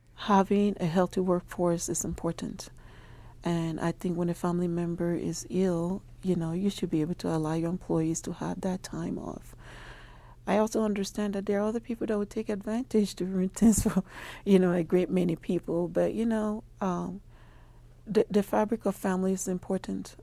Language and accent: English; Nigeria; moved away as an adult; now in Albuquerque, United States; I'm originally from Nigeria. I have been in, uh, Albuquerque for twenty-three years now.